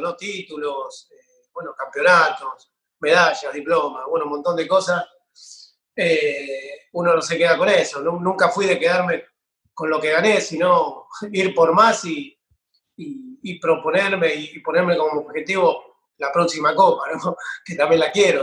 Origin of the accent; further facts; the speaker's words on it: San Pedro, Buenos Aires Province, Argentina; yo soy acá de San Pedro, provincia de Buenos Aires